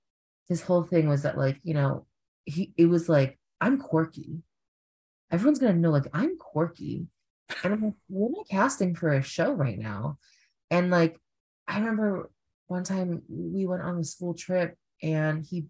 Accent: New York City, New York, United States; I am from Flushing, but like at the very end of Flushing, like mm-hmm. goes into like two other neighborhoods. But native New Yorker.

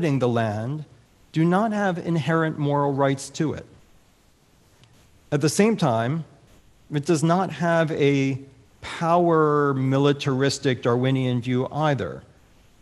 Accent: United States; now in Michigan, United States; As an American, as a Michigander now

